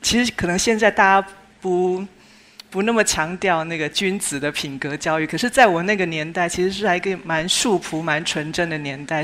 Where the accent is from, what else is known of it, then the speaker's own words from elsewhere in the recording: Chiayi, Taiwan; 我自己是出生在一九六零年代，相对那是一个物质比较匮乏的年代哦。我出生的地点是台湾嘉义